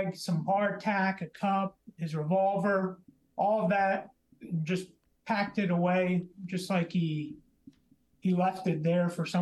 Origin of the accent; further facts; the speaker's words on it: Lehigh Valley, Pennsylvania, United States; I'm from the Lehigh Valley region in Pennsylvania